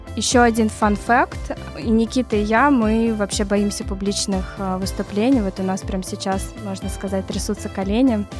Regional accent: Moscow, Russia; moved away as an adult; now in New York, United States; я из Москвы, но с 2014 года живу в Нью-Йорке

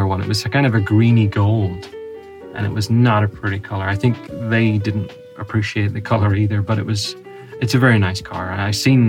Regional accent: United Kingdom; we're both British

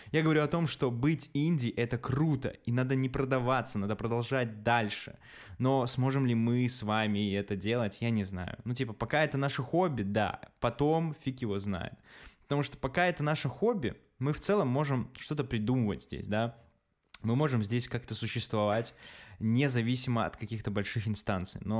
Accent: Belarus; мы чуваки из Беларуси

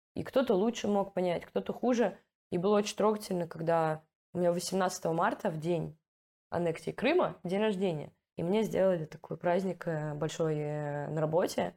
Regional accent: Russia; now in Amsterdam, Netherlands; я из Раши

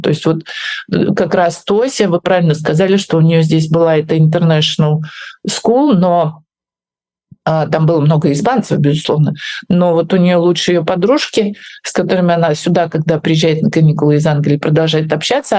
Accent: Russia; moved away as an adult; also born or lived in Moscow / Kyiv; now in Spain; я уезжаю из своей страны

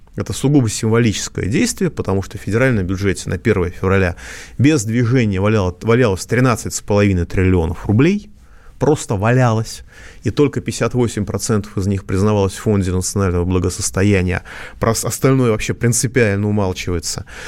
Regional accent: Moscow, Russia; я как москвич

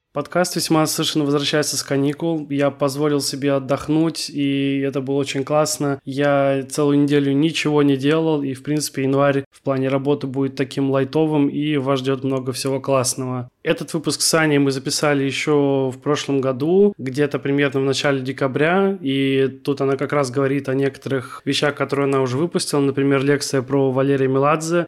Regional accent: Kaliningrad, Kaliningrad Oblast, Russia; я хоть и родился и живу в Калининграде

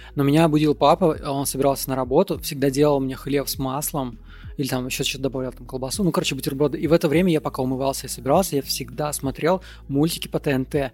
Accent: Moldova; я родился не в России, я родился в Молдове

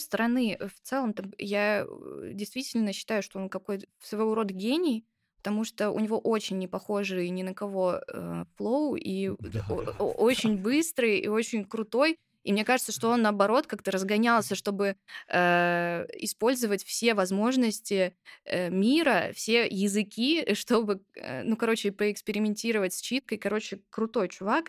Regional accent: Sochi, Krasnodar Krai, Russia; посвященную моему родному городу.

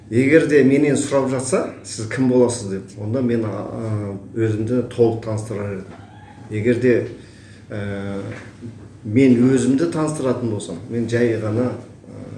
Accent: Kazakhstan; also born or lived in Taldykorgan / Karelia; туылған жерім үйгентас ауданы

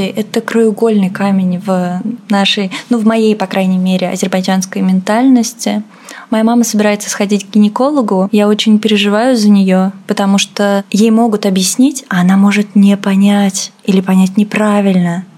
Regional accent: Russia; also born or lived in Azerbaijan; Я россиянка азербайджанского происхождения. В России я живу с пяти лет

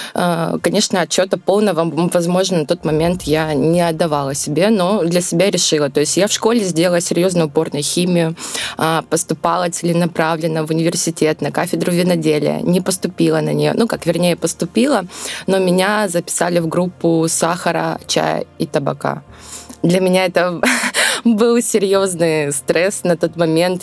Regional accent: Volgodonsk, Rostov Oblast, Russia; Родилась я в городе Волгодонске, Ростовской области. А, я горжусь тем, что я из Ростовской области.

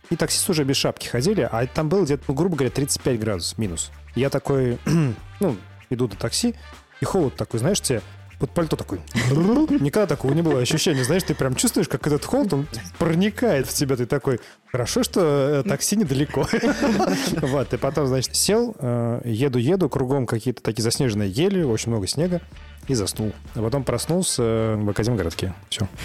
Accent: Samara, Samara Oblast, Russia; moved away as an adult; now in Novi Sad, Serbia; мы из Самары, мы просто сюда компанию перевезли

